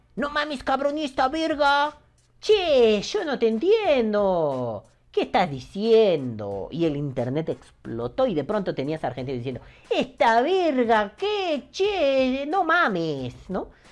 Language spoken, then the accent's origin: Spanish; Mexico; Aquí en México